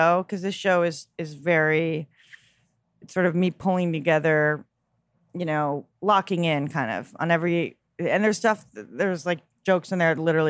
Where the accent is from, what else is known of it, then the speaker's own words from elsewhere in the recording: Chappaqua, New York, United States; also born or lived in Mount Kisco, New York; Which suburbs? Chappaqua, Mount Kisco, New York.